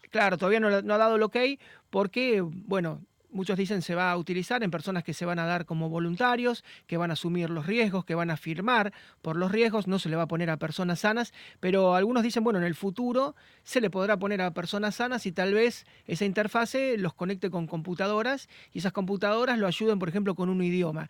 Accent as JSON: {"language": "Spanish", "town": "Rosario", "region": "Santa Fe", "country": "Argentina", "said": "yo soy de Rosario"}